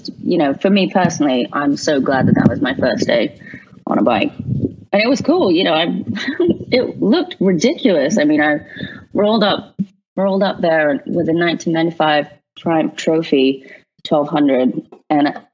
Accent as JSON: {"language": "English", "region": "London", "country": "United Kingdom", "tie": "born or raised there", "said": "I grew up in London riding horses."}